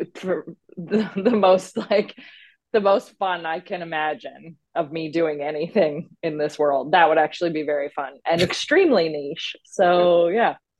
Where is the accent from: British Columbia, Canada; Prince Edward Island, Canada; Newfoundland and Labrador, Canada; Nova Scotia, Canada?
Newfoundland and Labrador, Canada; I grew up in Newfoundland um, on the East Coast